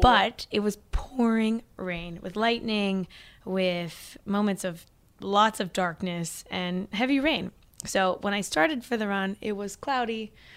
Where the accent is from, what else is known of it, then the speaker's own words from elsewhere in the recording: Missouri, United States; moved away as an adult; also born or lived in Oklahoma / Springfield, Missouri / Hermann, Missouri; now in New York City, United States; I was born in Oklahoma, raised in Missouri, now living in New York City